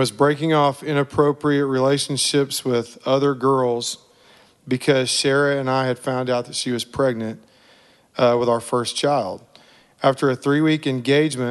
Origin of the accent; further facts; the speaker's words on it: Oklahoma, United States; moved away; also born or lived in Texas; I was born in Oklahoma and raised there and in Texas